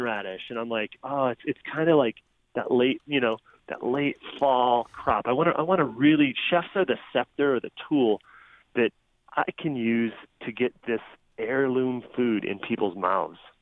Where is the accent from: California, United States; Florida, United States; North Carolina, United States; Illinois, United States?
Illinois, United States; moved away; I grew up in Illinois, mid-state, uh, super soybean and corn country